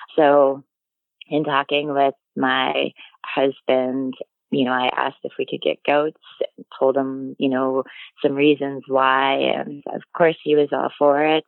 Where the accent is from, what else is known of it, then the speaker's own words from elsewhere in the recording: Illinois, United States; now in Wisconsin, United States; I grew up in Illinois